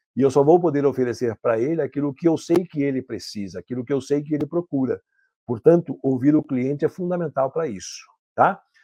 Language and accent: Portuguese; São Paulo, Brazil; moved away as an adult; now in Caxias do Sul, Brazil; Eu sou de São Paulo, capital, mas moro aqui há 18 anos